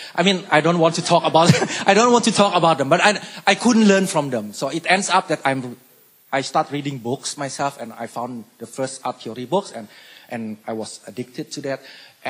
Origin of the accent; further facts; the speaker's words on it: Indonesia; born there; So they were born in China, but I was born in Indonesia. So that is the second culture.